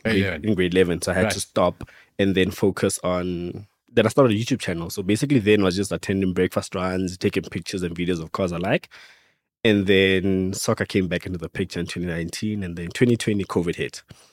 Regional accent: Pretoria, Gauteng, South Africa; also born or lived in Venda; I'm from Pretoria, but originally I'm from Venda. I grew up in Pretoria.

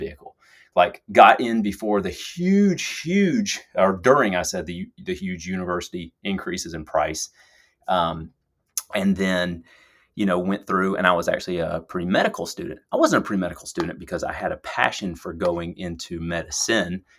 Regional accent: Lawrenceville, Georgia, United States; moved away as an adult; my hometown, uh, Lawrenceville, Georgia, suburbs of Atlanta

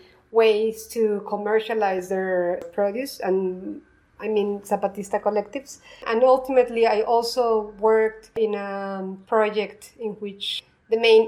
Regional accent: Mexico City, Mexico; I was born and raised in Mexico City

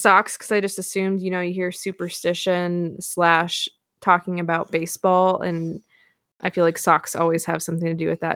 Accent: Pacific Northwest, United States; I'm from the Pacific Northwest.

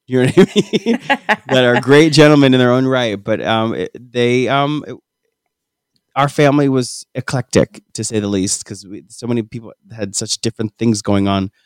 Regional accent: New Jersey, United States; we hail from New Jersey

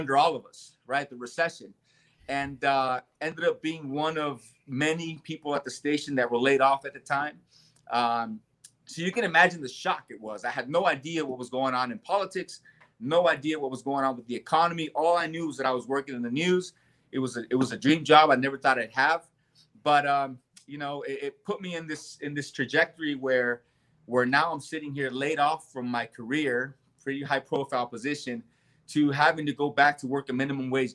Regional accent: Southern California, United States; moved away as an adult; also born or lived in El Salvador; now in Nevada, United States; my childhood just, you know, growing up in Southern California

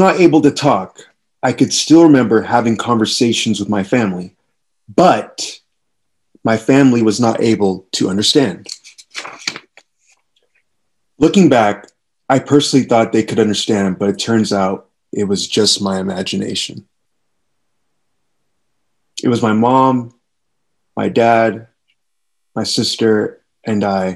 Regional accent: Kingston, Jamaica; growing up in Kingston, Jamaica

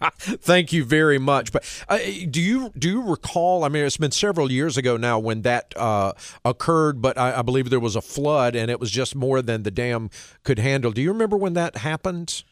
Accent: Knightdale, North Carolina, United States; I grew up in Nightdale

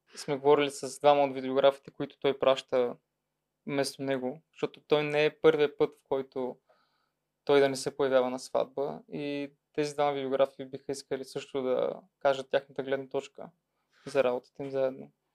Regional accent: Troyan, Lovech Province, Bulgaria; now in Sofia, Bulgaria; аз съм от Троян

